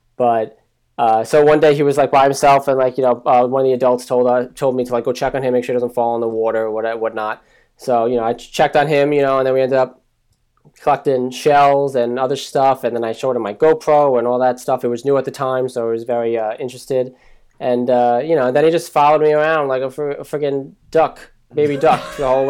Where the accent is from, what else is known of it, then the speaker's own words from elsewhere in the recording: New Jersey, United States; also born or lived in Staten Island, New York; I'm from New Jersey, but born in Staten Island